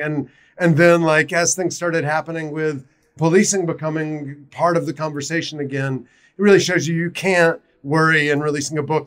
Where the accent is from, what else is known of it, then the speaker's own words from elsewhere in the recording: South Carolina, United States; now in Baltimore, United States; I'm originally from South Carolina.